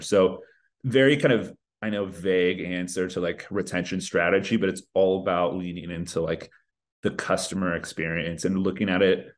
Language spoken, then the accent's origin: English; Northern California, United States; also born or lived in Los Angeles; I grew up in Northern California, always lived in California, but right now based